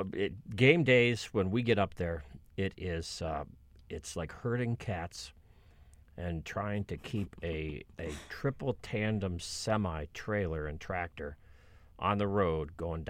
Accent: Ohio, United States; I mean, I grew up in Ohio. You're born in Ohio, they put a football in your crib if you're a boy

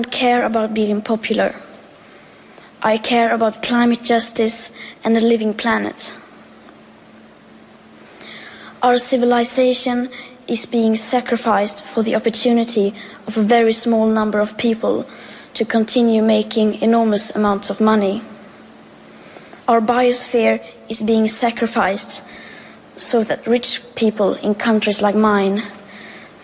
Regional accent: Sweden; I am 15 years old and I'm from Sweden.

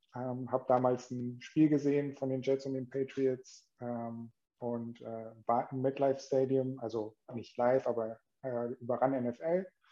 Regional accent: Mönchengladbach, North Rhine-Westphalia, Germany; komme gebürtig aus Gladbach

